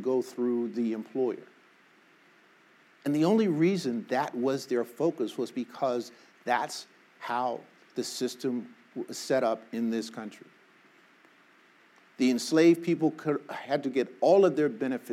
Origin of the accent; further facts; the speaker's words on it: Arkansas, United States; now in Los Angeles, United States; I was born in Arkansas